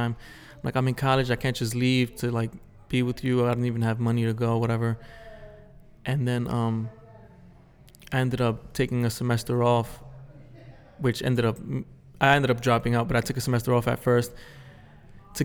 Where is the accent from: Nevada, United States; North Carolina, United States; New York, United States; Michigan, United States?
New York, United States; New York City; me growing up in the Bronx and being from like the streets